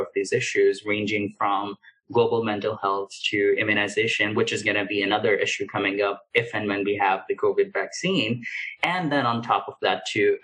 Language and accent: English; Pakistan; moved away; I grew up in Pakistan